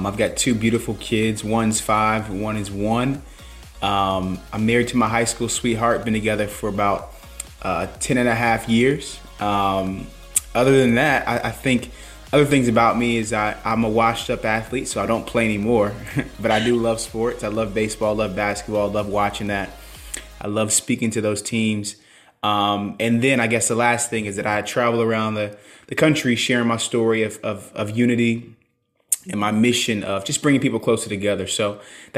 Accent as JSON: {"language": "English", "town": "Charleston", "region": "South Carolina", "country": "United States", "said": "I'm from Charleston, South Carolina. I live there currently."}